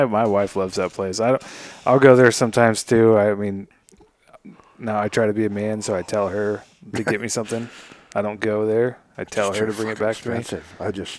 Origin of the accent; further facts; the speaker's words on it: United States; I'm American.